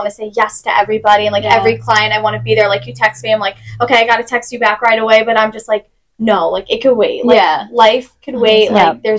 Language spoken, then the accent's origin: English; Babylon, New York, United States; I come from Babylon